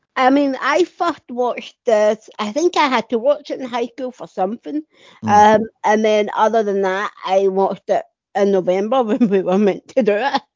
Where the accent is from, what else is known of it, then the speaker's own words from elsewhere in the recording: Scotland, United Kingdom; I'm from Scotland